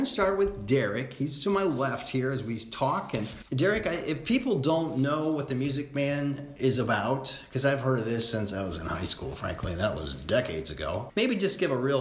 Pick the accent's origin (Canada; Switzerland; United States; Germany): United States; Iowa; my home state of Iowa